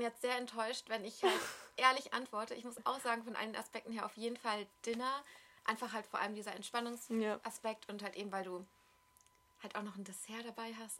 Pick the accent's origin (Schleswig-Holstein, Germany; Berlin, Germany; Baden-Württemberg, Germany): Berlin, Germany; also born or lived in Amsterdam; ich komme aus Berlin und ich lebe mein, fast mein ganzes Leben in Berlin